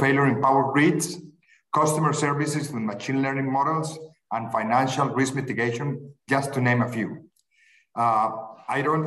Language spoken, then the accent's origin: English; Medellín, Antioquia, Colombia; Medellin, by the way, my hometown